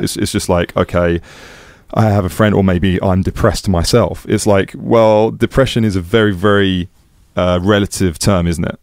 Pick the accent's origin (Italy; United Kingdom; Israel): United Kingdom; England; also born or lived in Amsterdam, Netherlands; being English